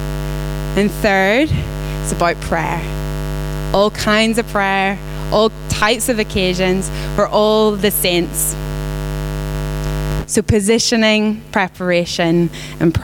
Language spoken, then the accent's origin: English; Belfast, Northern Ireland, United Kingdom; moved away; I'm not from here. I'm from Northern Ireland. Some people think Scottish, some people think American, Australian, South African. I'm from Belfast.